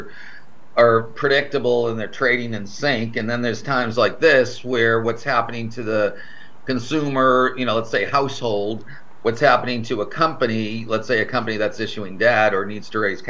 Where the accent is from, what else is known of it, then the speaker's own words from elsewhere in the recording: Boston, Massachusetts, United States; now in Florida, United States; I was back in my hometown